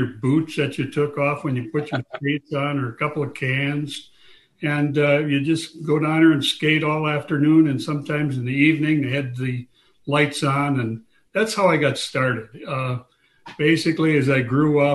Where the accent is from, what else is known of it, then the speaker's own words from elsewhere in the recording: St. Paul, Minnesota, United States; moved away; I grew up in St. Paul, Minnesota